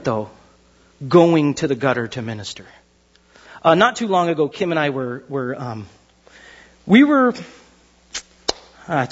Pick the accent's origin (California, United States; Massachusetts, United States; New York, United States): California, United States; Pasadena; I was born in Huntington Hospital. It was pretty nice. Pasadena.